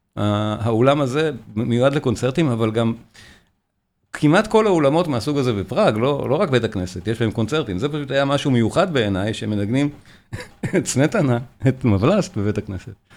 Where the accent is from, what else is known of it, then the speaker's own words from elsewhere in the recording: Israel; אנחנו יודעים אותו כישראלים